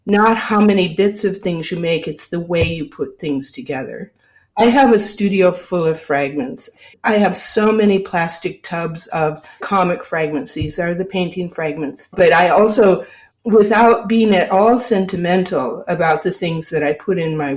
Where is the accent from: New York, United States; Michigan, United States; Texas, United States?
Michigan, United States; now in North Adams, United States; when I was growing up in Michigan